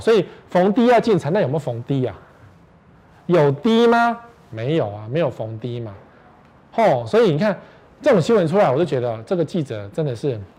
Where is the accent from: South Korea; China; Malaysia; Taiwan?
Taiwan; Taipei; 我们台北人